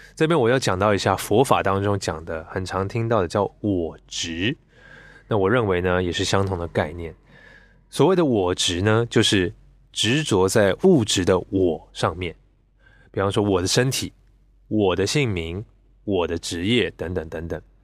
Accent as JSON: {"language": "Chinese", "country": "Taiwan", "tie": "born or raised there", "said": "我是在台湾出生，来自一个整个家族都是基督教的一个家庭。 那理所当然的嘛，我从小就是被教导很多的圣经知识"}